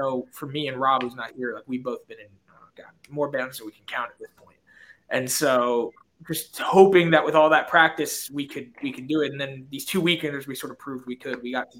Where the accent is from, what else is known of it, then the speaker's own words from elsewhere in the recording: New York, United States; So I grew up in New York. I ended up going to college in Pennsylvania